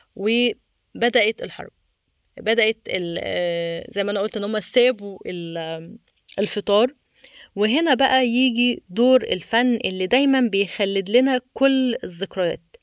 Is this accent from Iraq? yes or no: no; Egypt; احنا مصريين